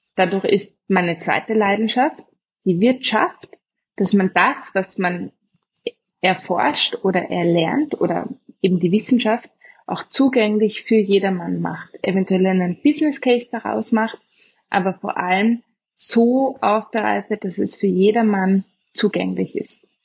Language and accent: German; Vienna, Austria; accent: Austrian; also born or lived in Oxford, England; geboren in Wien, in Umgebung